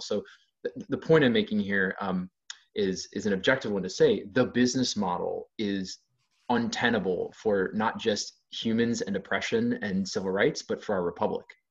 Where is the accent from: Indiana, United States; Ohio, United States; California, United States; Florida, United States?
Ohio, United States; I'm from Ohio, so I bring a, less of a coastal perspective per se